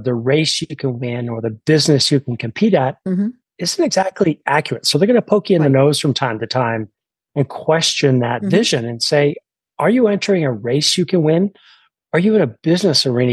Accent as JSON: {"language": "English", "country": "Canada", "tie": "born or raised there", "moved": "yes", "lives_now": "United States", "said": "I was born in Canada"}